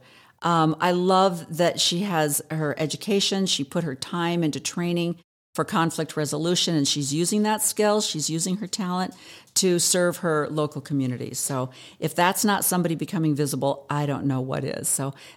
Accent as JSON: {"language": "English", "region": "Pacific Northwest", "country": "United States", "also_born_or_lived": "Oregon", "moved": "as an adult", "lives_now": "Arizona, United States", "said": "I'm from the Pacific Northwest"}